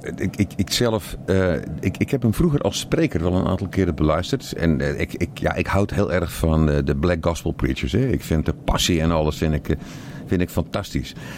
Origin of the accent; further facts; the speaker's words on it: Zeeland, Netherlands; ik kom uit Zeeland